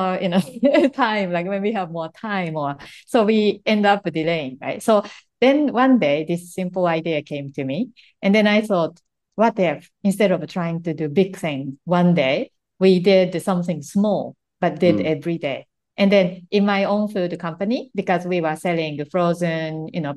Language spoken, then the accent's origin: English; Japan; English is a second language; moved away as an adult; when I was growing up in Japan